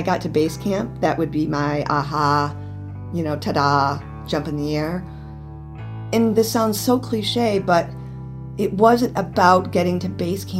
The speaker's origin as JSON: {"language": "English", "town": "Grand Rapids", "region": "Michigan", "country": "United States", "tie": "born or raised there", "said": "I was born and raised in Grand Rapids, and I have an older brother and a younger brother."}